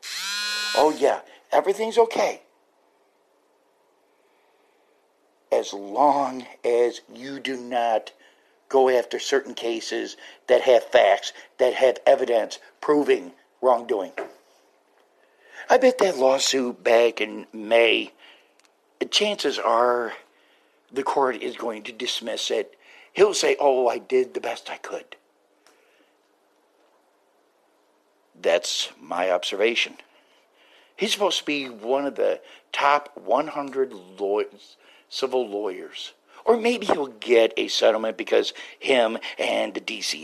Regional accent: United States; we as the American parents

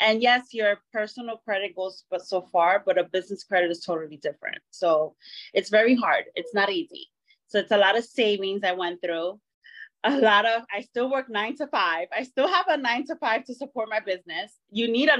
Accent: New York City, New York, United States; now in Miami, United States; I service all over the five boroughs of New York City because it's my hometown

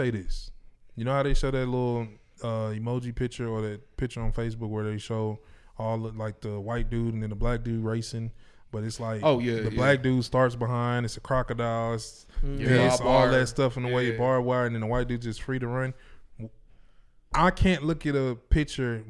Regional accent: Houston, Texas, United States; I'm from Houston

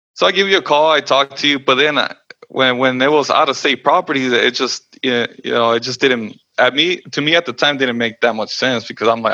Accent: Los Angeles, California, United States; I was born and raised in Los Angeles and California

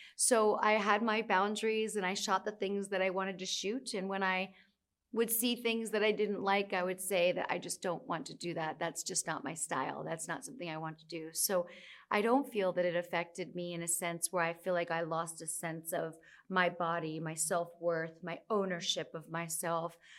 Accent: United States; now in New York City, United States; I'm from the United States. I live in New York City.

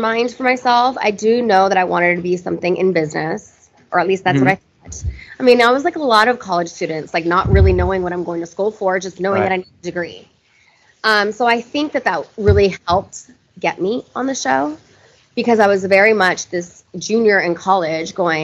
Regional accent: Irvine, California, United States; I grew up in Orange County, California.

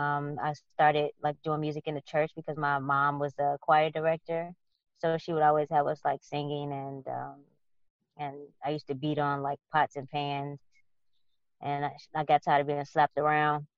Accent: Chicago, Illinois, United States; I grew up on the west side of Chicago

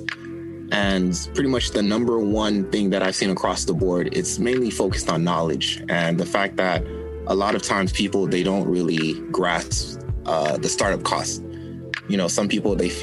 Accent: New York City, New York, United States; moved away; also born or lived in Miami / Haiti (family); I was born in Brooklyn, but I've lived in Miami.

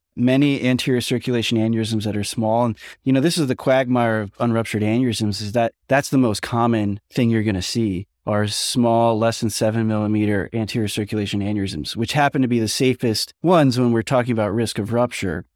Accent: New York, United States; I'm from New York

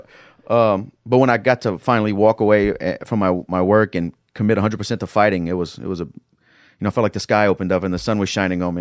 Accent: Lafayette, Louisiana, United States; also born or lived in Florida; I'm from Northside of Lafayette, Louisiana. It's a tough area.

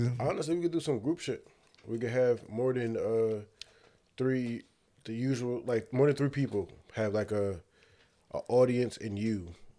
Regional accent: New Jersey, United States; I'm really from Jersey

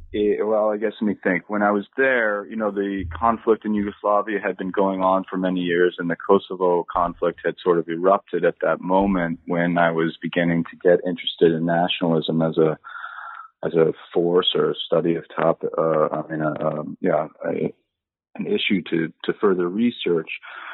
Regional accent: Minneapolis, Minnesota, United States; born there; also born or lived in Connecticut / Boston; I was born in Minneapolis, Minnesota, and then moved out to the East Coast where I, you know, again, moved around a fair amount, lived in Connecticut, and then went to school at Boston College.

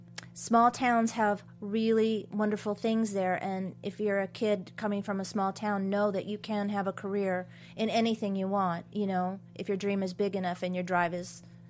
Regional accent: Atascadero, California, United States; But I was raised in Atascadero, and so I started my dance training, you know, with my dad

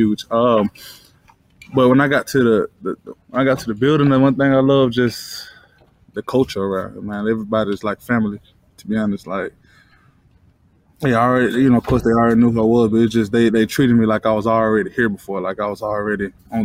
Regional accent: Alabama, United States; moved away as an adult; now in Detroit, United States; I'm from Alabama

